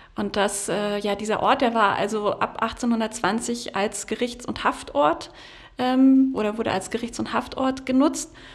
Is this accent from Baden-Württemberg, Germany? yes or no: yes; Freiburg, Baden-Württemberg, Germany; now in Potsdam, Germany; meiner Heimat Freiburg